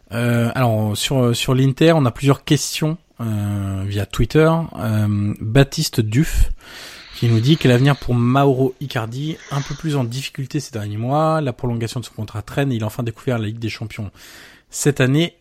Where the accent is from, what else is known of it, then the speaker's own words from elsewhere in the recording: France; vu qu'on est français.